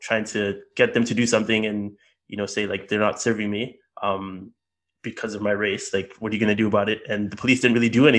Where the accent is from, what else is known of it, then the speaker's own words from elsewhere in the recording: Montreal, Quebec, Canada; moved away as an adult; now in Birmingham, United Kingdom; I was raised in Montreal, Canada